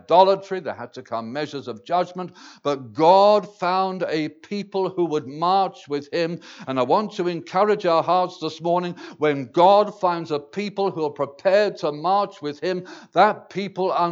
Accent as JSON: {"language": "English", "region": "England", "country": "United Kingdom", "said": "I speak as an Englishman. I can't speak for the province here exactly, but I speak for my land of England"}